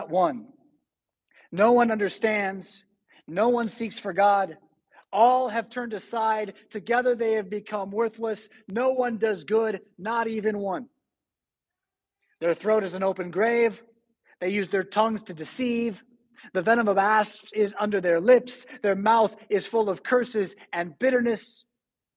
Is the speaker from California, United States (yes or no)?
yes; California, United States; now in Rockford, United States; I'm from California.